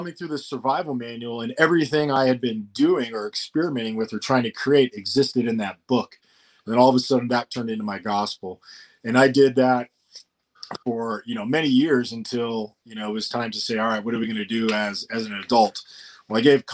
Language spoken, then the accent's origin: English; Colorado, United States; I grew up in Colorado in an area when there was like 50 homes